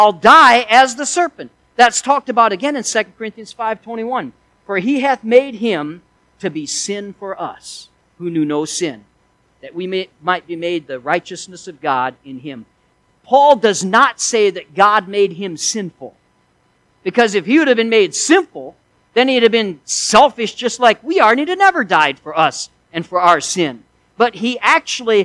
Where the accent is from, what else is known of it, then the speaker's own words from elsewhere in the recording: Missouri, United States; I was raised in Missouri, and we had lots of snakes there.